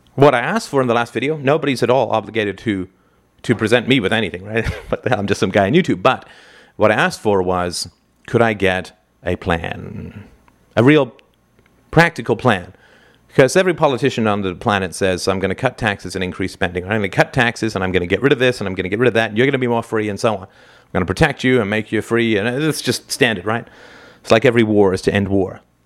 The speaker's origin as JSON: {"language": "English", "country": "Canada", "said": "I'm a Canadian"}